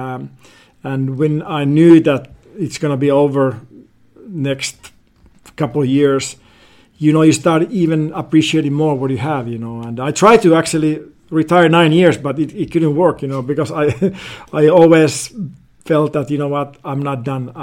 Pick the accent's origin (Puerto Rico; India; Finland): Finland; moved away as an adult; now in Laguna Beach, United States; growing up in Finland, you know, hockey is by far the biggest